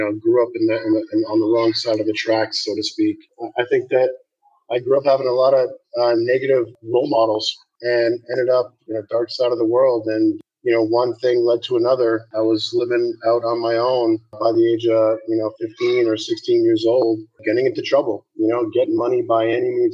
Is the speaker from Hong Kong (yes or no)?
no; Canada; Growing up in Canada